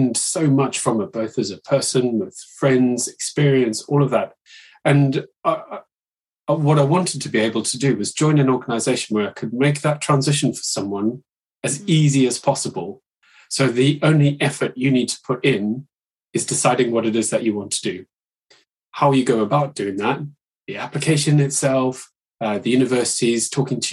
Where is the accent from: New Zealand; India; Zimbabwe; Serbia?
Zimbabwe; moved away as an adult; now in United Kingdom; I was an international student back when I went to university. I'm from Zimbabwe originally